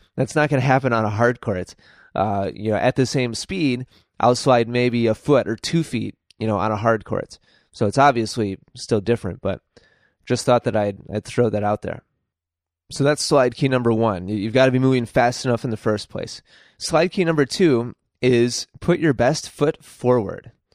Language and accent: English; United States